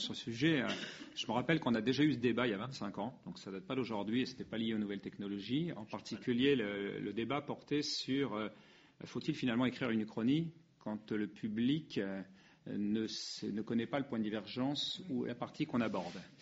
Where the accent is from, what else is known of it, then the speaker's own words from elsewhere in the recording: France; nous sommes français